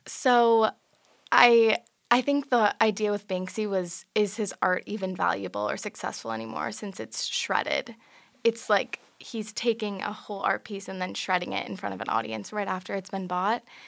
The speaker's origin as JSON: {"language": "English", "town": "San Francisco", "region": "California", "country": "United States", "said": "I'm from San Francisco, California"}